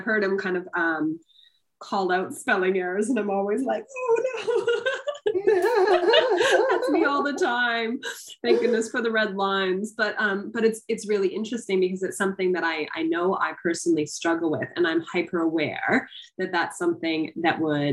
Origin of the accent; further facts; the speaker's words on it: Canada; I'm actually Canadian.